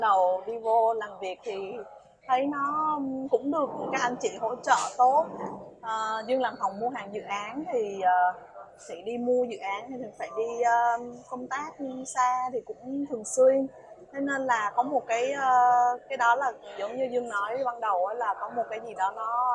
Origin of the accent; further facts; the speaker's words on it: Vietnam; mình là người Việt Nam